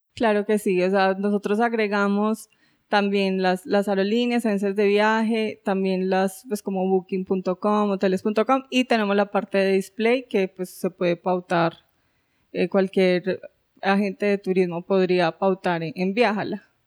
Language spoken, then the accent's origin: Spanish; Colombia; moved away as an adult; also born or lived in France; yo soy colombiana